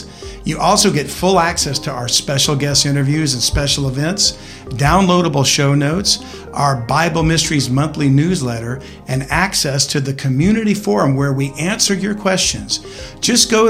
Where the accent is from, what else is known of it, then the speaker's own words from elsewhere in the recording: Texas, United States; accent: southern; a southern accent like we do here in Texas